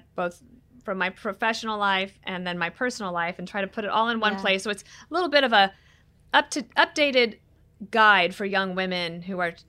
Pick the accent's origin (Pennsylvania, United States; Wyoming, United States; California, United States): Wyoming, United States; also born or lived in Colorado; Like, I was born in Wyoming. I grew up in Colorado and Wyoming. My family cattle ranches in Newcastle, Wyoming.